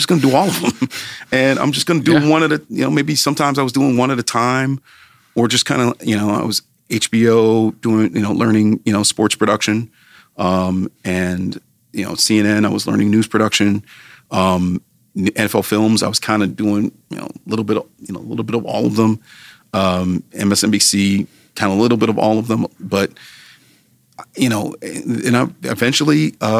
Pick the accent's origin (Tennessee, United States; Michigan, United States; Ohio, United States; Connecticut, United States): Ohio, United States; Cleveland; moved away as an adult; also born or lived in New York City / Philadelphia; I was born and raised in Cleveland. Grew up mostly in a suburb called Shaker Heights